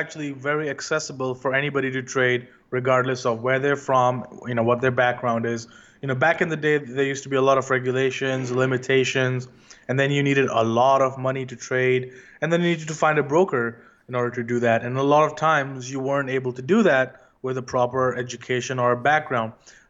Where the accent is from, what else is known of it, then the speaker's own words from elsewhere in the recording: India; moved away as an adult; also born or lived in London; now in New York, United States; I was born and raised in India, and I was always, you know, interested in learning about the stock market at Wall Street.